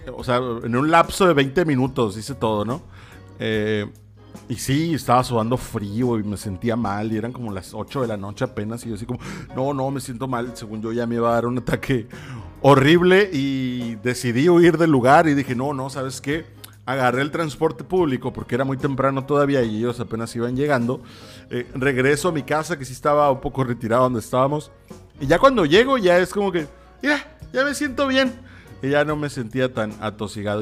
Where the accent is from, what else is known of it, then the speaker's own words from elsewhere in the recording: Mexico; Así somos los mexicanos